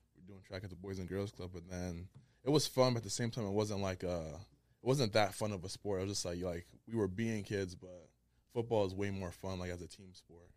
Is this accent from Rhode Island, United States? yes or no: yes; Providence, Rhode Island, United States; also born or lived in Liberia; from Providence, Rhode Island. Originally Liberia, but, you know, we repping the four oh one right now.